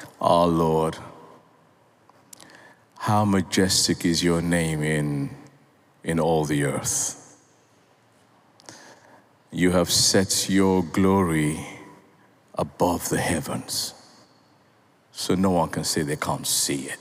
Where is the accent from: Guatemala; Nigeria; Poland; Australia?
Nigeria; I'm a Nigerian.